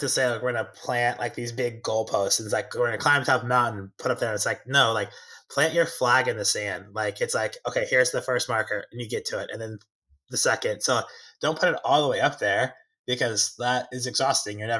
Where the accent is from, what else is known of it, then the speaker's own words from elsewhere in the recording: Kansas City, United States; my hometown team